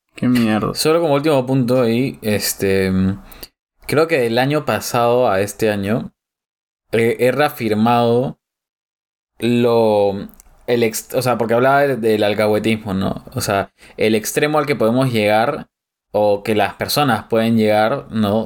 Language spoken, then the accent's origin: Spanish; Peru; cómo somos los peruanos